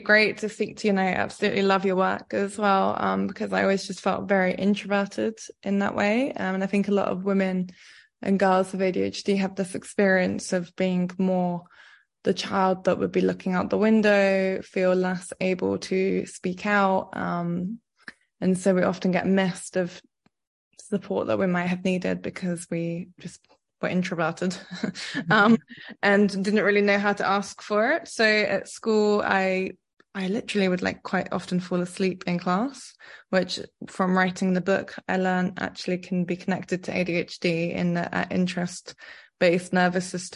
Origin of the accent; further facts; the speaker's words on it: Cyprus; I grew up in Cyprus